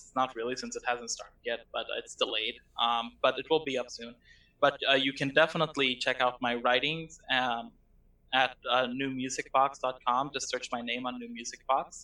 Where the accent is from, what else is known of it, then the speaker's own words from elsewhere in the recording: Lebanon; I am from Lebanon